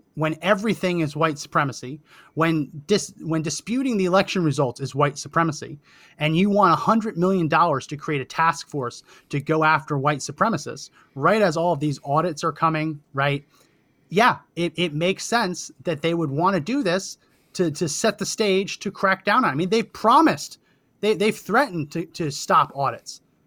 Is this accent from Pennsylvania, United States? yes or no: no; New Jersey, United States; I grew up in New Jersey